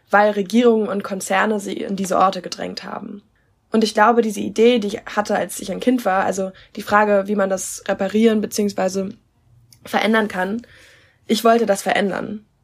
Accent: South Africa; Ich bin während der Apartheid in Südafrika aufgewachsen. Ich bin recht behütet aufgewachsen

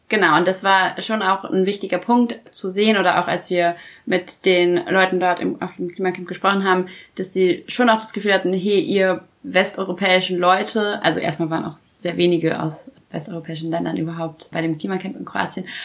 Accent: Bucharest, Romania; hier weißt du überhaupt, was das ist, wenn ich sage, ich komme aus Bukarest

